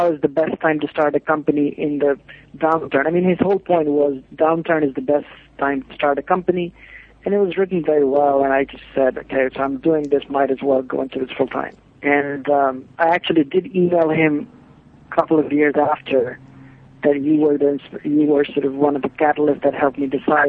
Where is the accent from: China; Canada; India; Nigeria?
India; moved away as an adult; also born or lived in Bloomington, Indiana / New York / London; now in Los Angeles, United States; I moved from India to U.S.